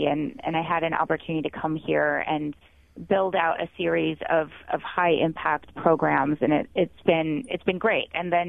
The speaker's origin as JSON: {"language": "English", "region": "Ohio", "country": "United States", "tie": "born or raised there", "said": "So I grew up in Northeast Ohio"}